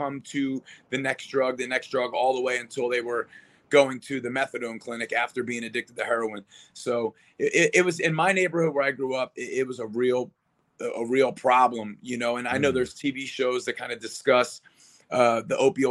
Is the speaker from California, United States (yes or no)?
no; Philadelphia, Pennsylvania, United States; also born or lived in Las Vegas, Nevada; now in Arizona, United States; Born and raised in Philadelphia, Pennsylvania